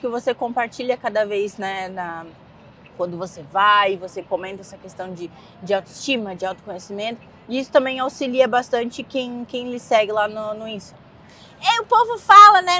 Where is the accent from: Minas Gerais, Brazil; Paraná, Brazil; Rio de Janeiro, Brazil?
Rio de Janeiro, Brazil; moved away as an adult; now in New York, United States; eu sou carioca, então eu sempre fui de cidade turística